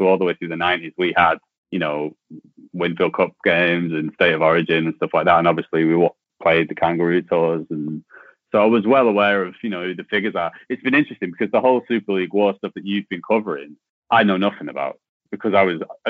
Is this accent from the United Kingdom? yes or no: yes; Rochdale, North West England, United Kingdom; moved away as an adult; also born or lived in Germany; now in Australia; I'm from Rochdale, which is kind of heartlands of rugby league, just north of Manchester.